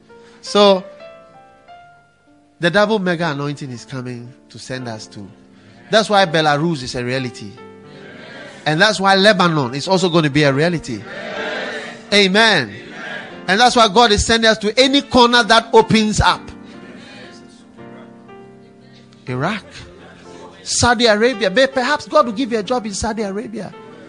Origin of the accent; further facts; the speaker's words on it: Ghana; And stop thinking, well, we are Christians. And you know, we are from Ghana. And you know, in Ghana, we don't.